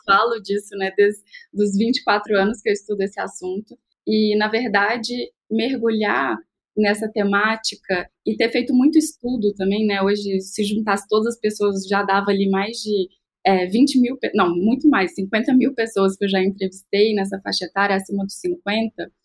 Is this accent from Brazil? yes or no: yes; Minas Gerais, Brazil; eu sou mineira, empreendedora